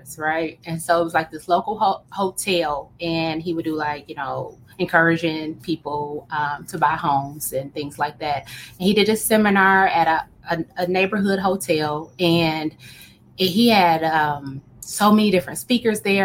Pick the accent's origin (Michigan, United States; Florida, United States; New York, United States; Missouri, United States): Michigan, United States; Oak Park; I grew up in a small city called Oak Park, Michigan